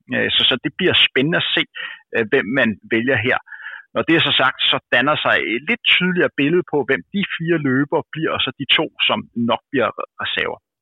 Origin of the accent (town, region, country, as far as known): Denmark